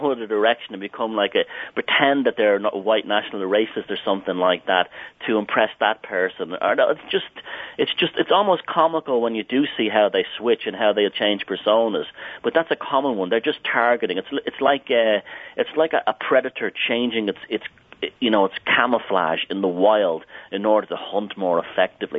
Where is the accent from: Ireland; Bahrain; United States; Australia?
Ireland; I grew up in Southern Ireland